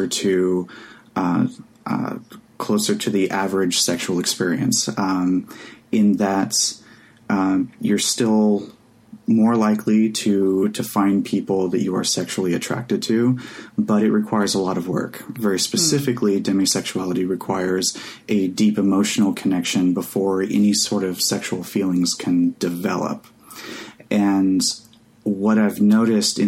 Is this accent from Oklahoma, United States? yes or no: yes; Oklahoma, United States; Growing up in Oklahoma in the 90s